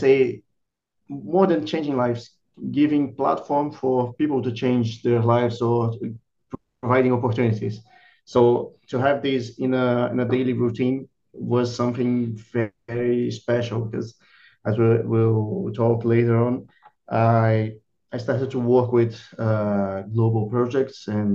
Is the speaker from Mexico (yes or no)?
no; Rio de Janeiro, Brazil; moved away as an adult; also born or lived in Ireland / Belgium / Czech Republic; now in São Paulo, Brazil; I'm from Rio de Janeiro originally, but since I moved back from Ireland in 2019, I'm living in São Paulo